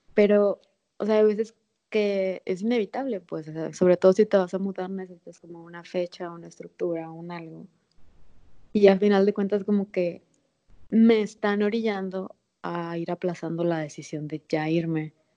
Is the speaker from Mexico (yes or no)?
yes; Guamúchil, Sinaloa, Mexico; now in Mexico City, Mexico; de Sinaloa, de Guamuchil, donde nací.